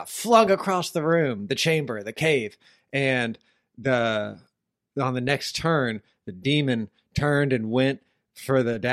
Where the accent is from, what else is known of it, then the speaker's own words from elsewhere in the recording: Orlando, Florida, United States; I grew up in Orlando